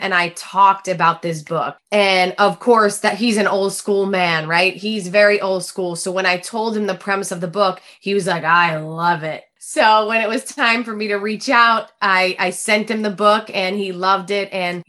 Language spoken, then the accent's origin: English; New Jersey, United States; I'm really from New Jersey.